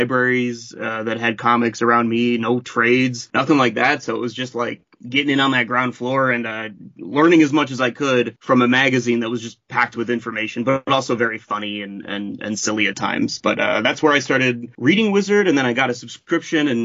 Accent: Ohio, United States; moved away as an adult; also born or lived in New York; I'm from Ohio

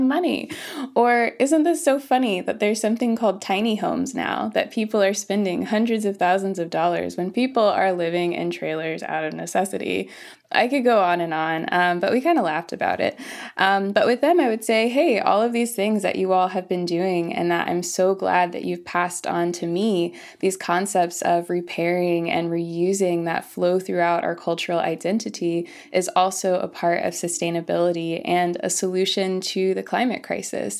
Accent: Florissant, Missouri, United States; moved away as an adult; also born or lived in California; I was born and raised in the Midwest, in the United States, in Missouri, in a small town called Florissant.

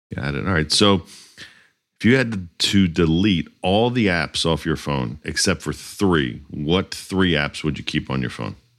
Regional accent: Northeast, United States; moved away; also born or lived in Miami; i grew up in the Northeast

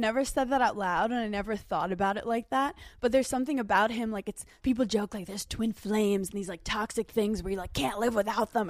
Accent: New York City, New York, United States; I'm a girl from Brooklyn

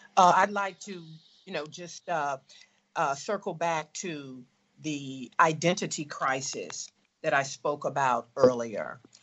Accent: the South, United States; as a girl of color growing up in the South

